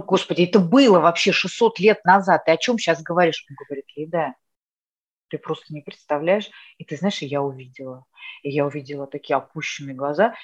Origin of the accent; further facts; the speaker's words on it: Moscow, Russia; first language Russian; moved away as an adult; now in Netherlands; я москвичка